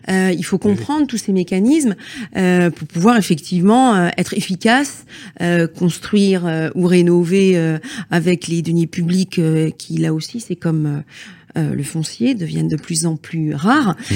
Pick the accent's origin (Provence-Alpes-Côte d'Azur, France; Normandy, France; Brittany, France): Brittany, France; chez nous en Bretagne